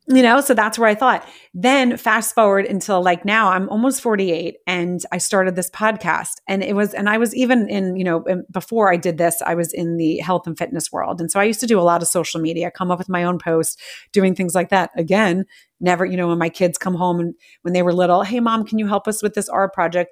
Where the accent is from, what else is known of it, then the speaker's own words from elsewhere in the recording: United States; I'm American